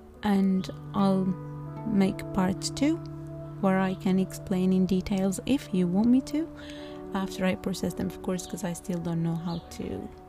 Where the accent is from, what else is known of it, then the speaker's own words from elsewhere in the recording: Algeria; someone asks us, where do you come from? And we said, Algerians, like, oh, Nigeria. No, Algeria.